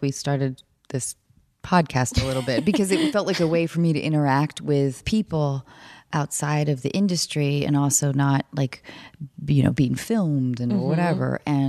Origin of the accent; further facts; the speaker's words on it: north of Seattle, Washington, United States; now in Los Angeles, United States; I'm from Seattle, north of Seattle.